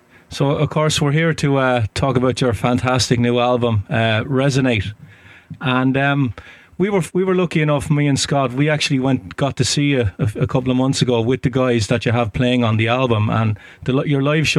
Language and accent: English; Ireland; now in Boston, United States; We're just outside Boston. Although I'm from Ireland, you can probably tell from the accent.